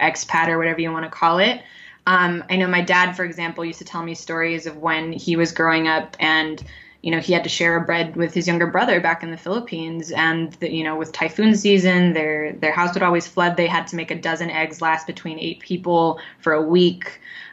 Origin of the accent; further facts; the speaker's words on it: Los Angeles, California, United States; moved away as an adult; now in Spain; as an Asian American growing up in California